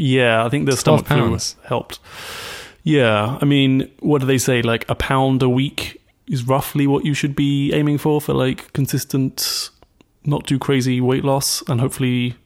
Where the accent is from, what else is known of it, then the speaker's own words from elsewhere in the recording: United Kingdom; So as a British person